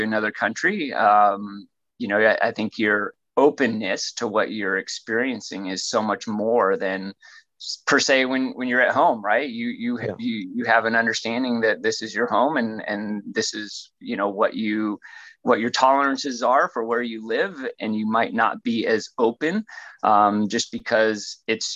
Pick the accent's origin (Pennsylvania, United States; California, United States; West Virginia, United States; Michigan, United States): California, United States; Santa Clara; also born or lived in Fremont, California; I was born here in California, in Santa Clara, California. And now I live amazingly 15 miles away